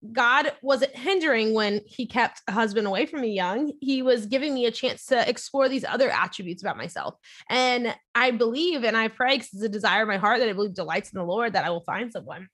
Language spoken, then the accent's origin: English; near New Orleans, Louisiana, United States; now in Orlando, United States; grew up near New Orleans, Louisiana, and my parents always took me to church.